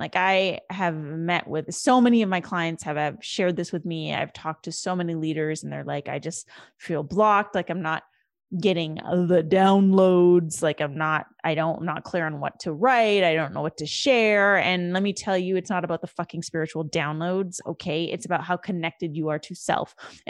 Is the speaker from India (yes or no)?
yes; India; the farmers protests in India, which is my home country and my home nation, my people